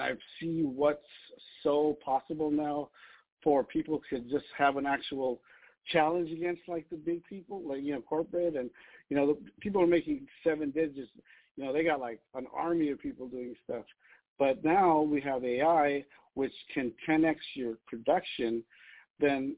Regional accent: Los Angeles, California, United States; I grew up in Los Angeles

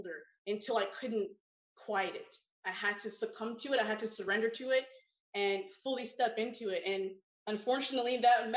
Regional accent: Toronto, Ontario, Canada; I grew up in Toronto, Ontario.

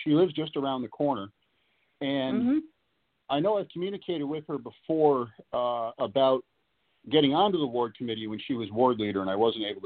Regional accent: Latham, New York, United States; also born or lived in Albany, New York / Michigan; I grew up in Latham in Albany County

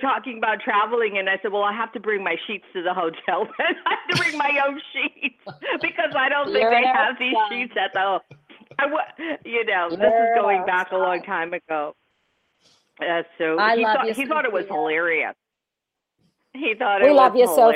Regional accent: New York, United States; now in San Francisco Bay Area, United States; I grew up in New York

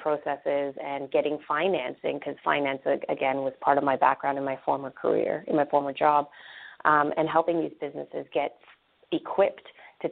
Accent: Canada; moved away as an adult; now in Orlando, United States; I myself am Canadian. I grew up in Canada.

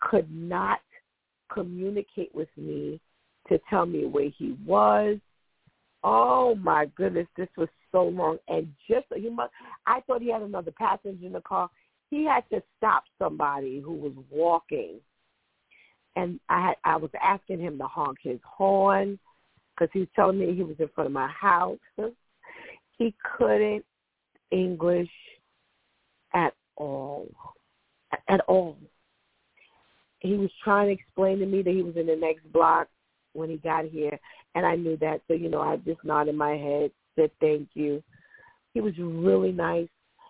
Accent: United States; I am an American-born person

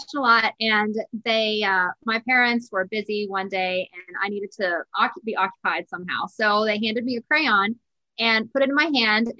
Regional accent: Terra Alta, West Virginia, United States; I grew up in Northern West Virginia in a tiny town called Terra Alta.

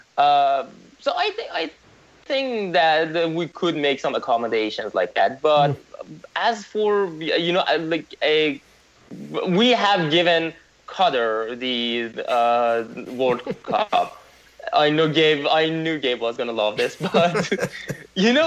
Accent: Iran; moved away; I was born in Iran

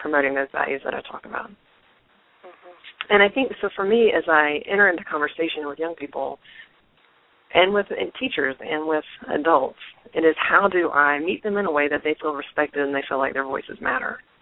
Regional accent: North Carolina, United States; I grew up in North Carolina

